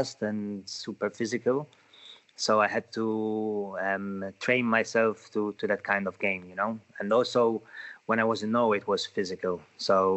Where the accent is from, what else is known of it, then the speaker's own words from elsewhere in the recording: Sliema, Malta; lived always here in Malta and my town, Salema.